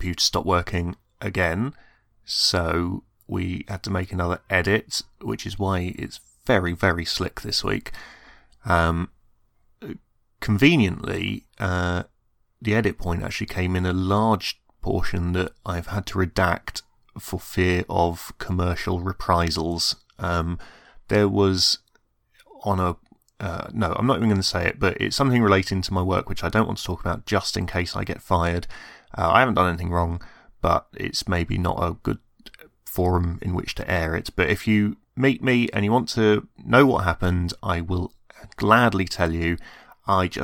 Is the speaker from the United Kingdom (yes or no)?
yes; England, United Kingdom; I'm English, but I don't have a Birmingham accent